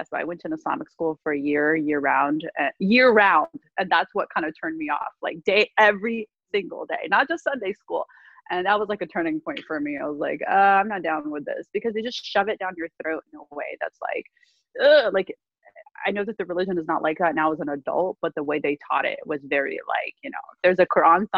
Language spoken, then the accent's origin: English; Alabama, United States; moved away as an adult; also born or lived in Palestine; now in New York, United States; I grew up in Alabama